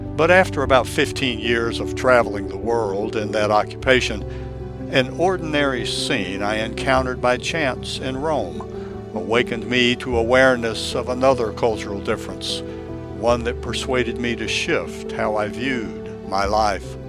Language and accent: English; Tokyo, Japan; English is a second language; moved away as an adult; also born or lived in United States; now in St. Augustine, United States; I am a Japanese American, born and raised in Tokyo, who moved to the United States in my early 20s